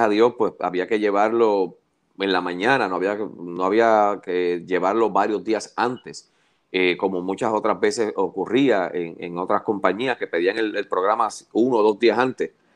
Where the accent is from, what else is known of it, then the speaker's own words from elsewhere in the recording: Puerto Rico; todos los que somos puertorriqueños